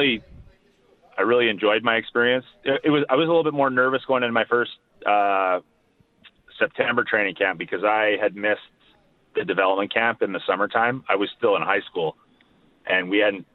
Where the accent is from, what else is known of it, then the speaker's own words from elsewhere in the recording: Winnipeg, Manitoba, Canada; I'm actually from here